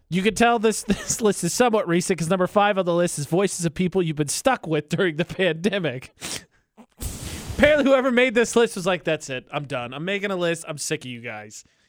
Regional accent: Midwest, United States; I'm from the Midwest

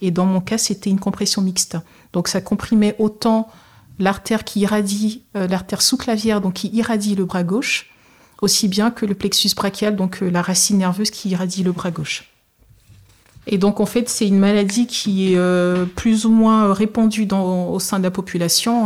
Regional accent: Togo; je suis originaire du Togo

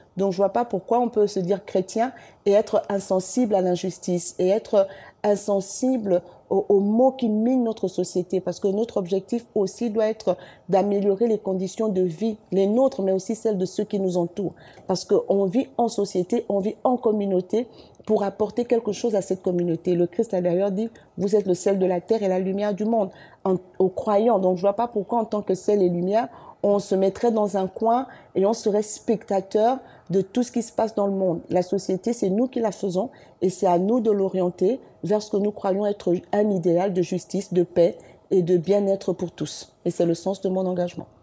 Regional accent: Libreville, Estuaire, Gabon; also born or lived in Douala, Cameroon; on arrive au Gabon quand j'ai un an et demi. Et après, j'ai fait toute ma vie au Gabon.

